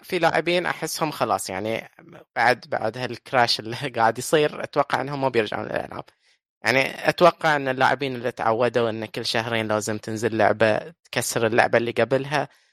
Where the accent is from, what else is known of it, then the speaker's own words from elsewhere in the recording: Bahrain; عندنا في البحرين